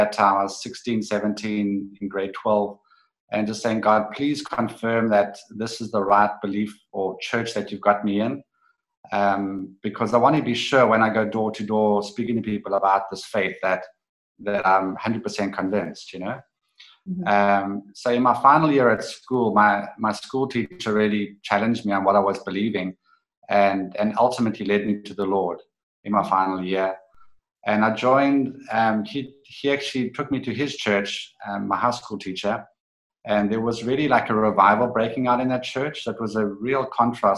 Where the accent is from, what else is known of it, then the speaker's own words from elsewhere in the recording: East London, Eastern Cape, South Africa; when I was a teenager growing up in East London, South Africa